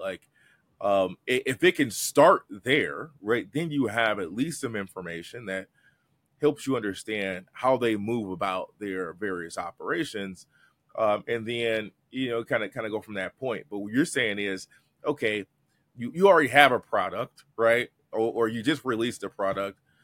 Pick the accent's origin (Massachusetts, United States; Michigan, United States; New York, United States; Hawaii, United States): Michigan, United States; Detroit; I'm a kid from Detroit